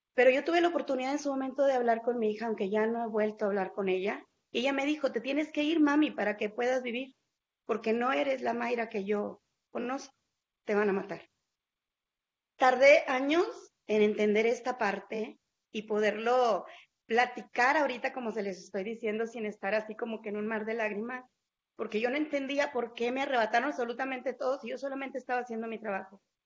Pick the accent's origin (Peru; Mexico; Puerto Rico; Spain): Mexico; no solamente aquí en mi país, incluso cuando estuve fuera del país